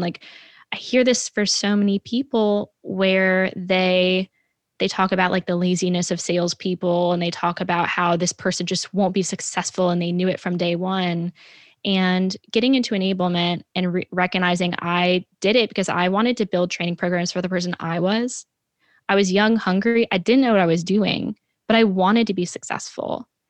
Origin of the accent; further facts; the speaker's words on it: New York, United States; something, of course, I know more than anyone because I'm a New Yorker